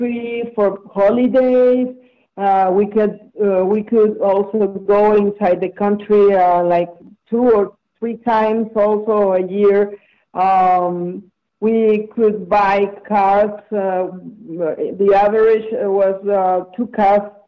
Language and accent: English; Venezuela; moved away as an adult; now in United States; I was also born and raised in Venezuela.